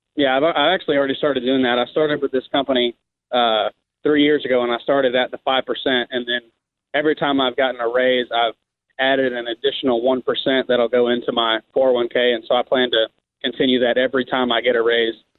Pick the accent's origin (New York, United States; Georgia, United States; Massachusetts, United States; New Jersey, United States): Georgia, United States; Atlanta; I grew up in Atlanta